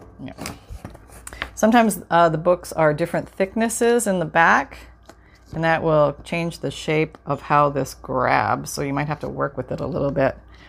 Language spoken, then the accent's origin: English; Canada; My parents had shoe stores. Yeah, a couple of shoe stores growing up in Canada.